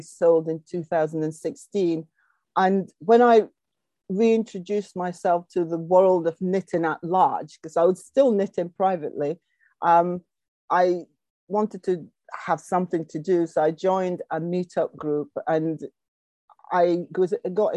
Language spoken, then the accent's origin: English; just outside Aberdeen, Scotland, United Kingdom; I was brought up just outside Aberdeen in Scotland